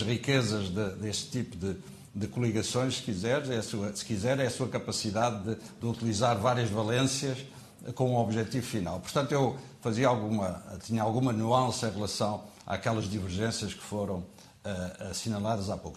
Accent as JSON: {"language": "Portuguese", "country": "Portugal", "said": "nós portugueses"}